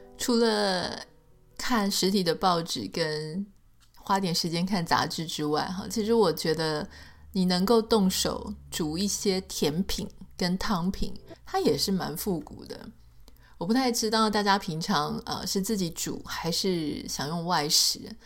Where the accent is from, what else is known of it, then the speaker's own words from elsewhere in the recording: Taiwan; 在台湾长大